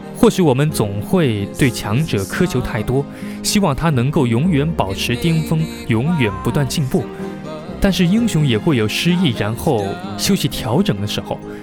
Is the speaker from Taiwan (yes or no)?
no; Zhejiang, China; 深为一个浙江人